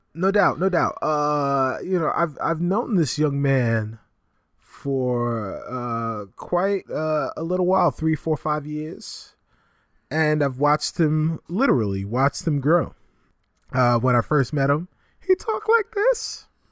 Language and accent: English; New York City, New York, United States; the Bronx-born resident on this show